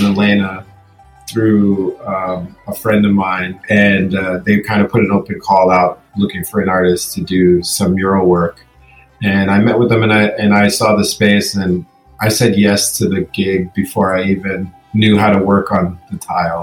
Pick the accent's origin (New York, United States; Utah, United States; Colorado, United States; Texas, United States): New York, United States; New York City; also born or lived in Brooklyn, New York; I'm from the Bronx, New York. I live in Brooklyn, New York.